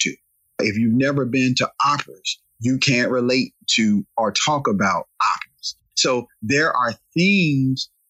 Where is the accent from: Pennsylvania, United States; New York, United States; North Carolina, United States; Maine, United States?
North Carolina, United States; Raleigh; our area of Raleigh, North Carolina, I'm from Southeast Raleigh